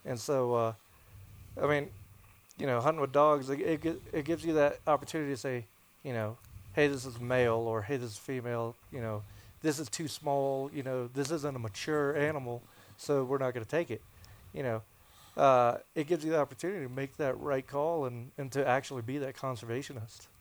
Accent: the South, United States; moved away; growing up in the South

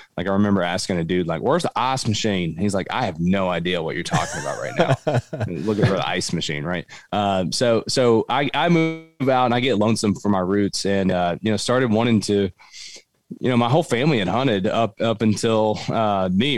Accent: Cumberland Gap, southeastern Kentucky, United States; I grew up in southeastern Kentucky. I grew up in Appalachia, right in the Cumberland Gap

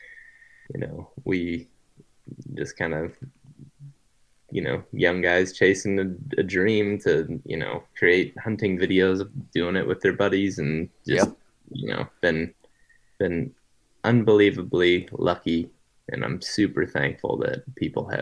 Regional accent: Ohio, United States; also born or lived in Iowa; now in Colorado, United States; I grew up in Ohio, currently live in Colorado.

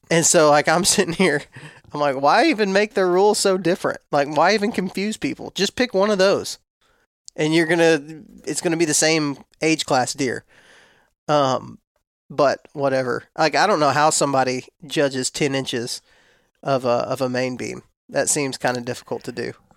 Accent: West Texas, United States; now in Florida, United States; when I was raised in West Texas

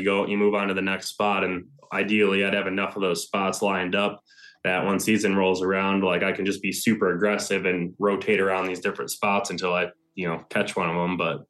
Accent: Ohio, United States; which was here in my home state of Ohio.

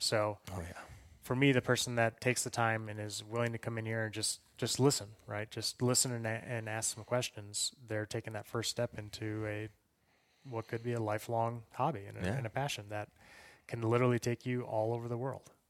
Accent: Mississippi, United States; Like I said, I grew up in Mississippi.

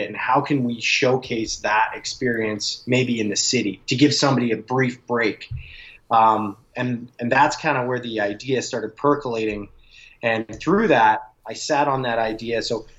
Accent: Calgary, Alberta, Canada; And I grew up in Calgary, so I go back out there every summer

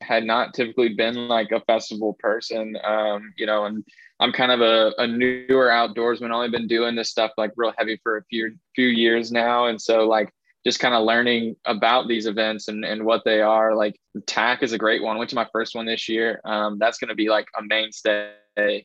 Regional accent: Southern Indiana, United States; I grew up here in Southern Indiana.

